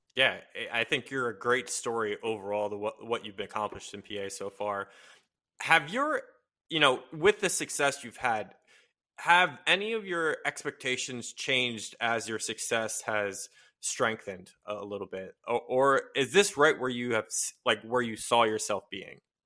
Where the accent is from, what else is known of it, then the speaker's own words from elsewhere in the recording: Hershey, Pennsylvania, United States; I'm from Hershey.